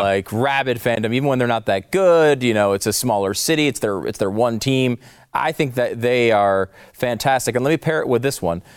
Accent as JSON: {"language": "English", "region": "New York", "country": "United States", "tie": "born or raised there", "said": "as a New Yorker. It's born in New York"}